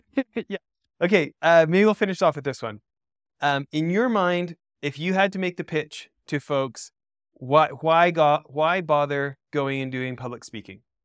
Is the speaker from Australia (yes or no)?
no; Alberta, Canada; so I'm an American born abroad, grew up in, in Western Canada in Alberta